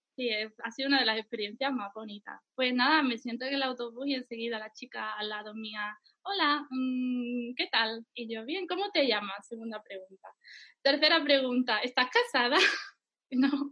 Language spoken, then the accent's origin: Spanish; Lebrija, Andalusia, Spain; moved away as an adult; also born or lived in Germany / Ireland / Seville; now in Istanbul, Turkey; cuando era niña o adolescente, pues vivía en mi pueblo, en Andalucía, bueno, mi pueblo se llama Lebrija.